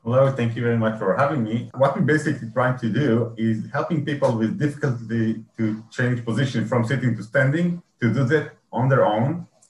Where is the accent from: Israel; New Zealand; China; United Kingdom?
Israel; I'm from Israel